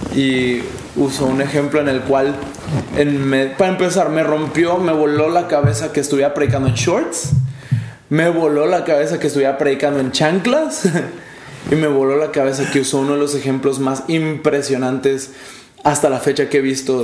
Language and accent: Spanish; Mexico; now in El Paso, United States; como ciudadano mexicano